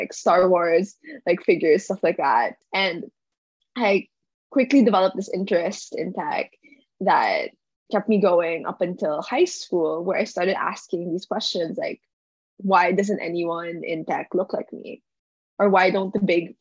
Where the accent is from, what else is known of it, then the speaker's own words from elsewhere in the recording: Manila, Metro Manila, Philippines; moved away as an adult; now in Stanford, United States; I was born and raised in Manila, Philippines